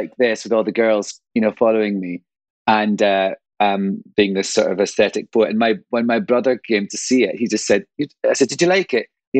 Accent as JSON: {"language": "English", "area": "Angus", "region": "Scotland", "country": "United Kingdom", "tie": "born or raised there", "also_born_or_lived": "London", "moved": "yes", "lives_now": "United States", "said": "I grew up on the East Coast in an area called Angus. It's the county of Angus. It's sort of Dundee is the nearest big town, city, I suppose. And I grew up on a country estate. So my dad was a forester."}